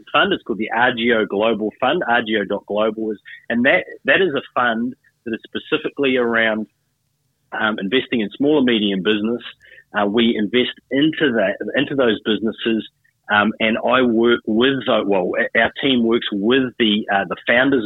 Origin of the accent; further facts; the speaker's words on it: Hamilton, Waikato, New Zealand; also born or lived in Auckland, New Zealand; now in Queensland, Australia; From New Zealand originally. Oh, so I was born in Auckland. I grew up in a small town called Hamilton